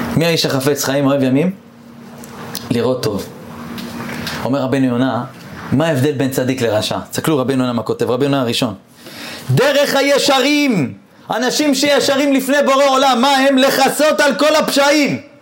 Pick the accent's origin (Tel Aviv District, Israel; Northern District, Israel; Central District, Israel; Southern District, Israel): Southern District, Israel; Eilat; אני גדלתי באילת